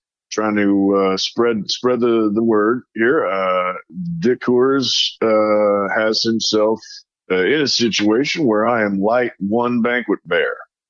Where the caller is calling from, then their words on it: South Dakota, United States; Well, I'm calling from South Dakota.